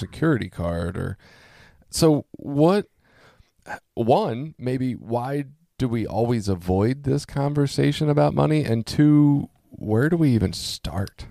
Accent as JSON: {"language": "English", "town": "Baltimore", "region": "Maryland", "country": "United States", "tie": "born or raised there", "also_born_or_lived": "Cecil County", "said": "I grew up in Baltimore"}